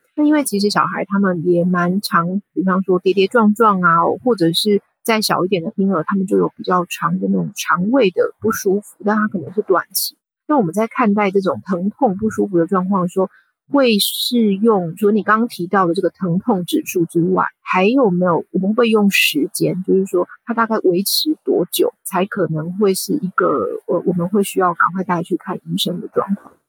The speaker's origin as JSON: {"language": "Chinese", "country": "Taiwan", "tie": "born or raised there", "moved": "as an adult", "lives_now": "London, United Kingdom", "said": "因为毕竟我是在台湾长大的"}